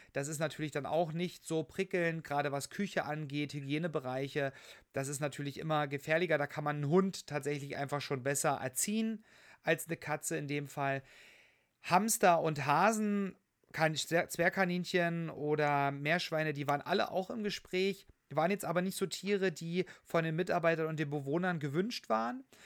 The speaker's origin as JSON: {"language": "German", "region": "Saxony", "country": "Germany", "tie": "born or raised there", "moved": "yes", "said": "auch in dem schönen Sachsen, in meinem Heimatbundesland"}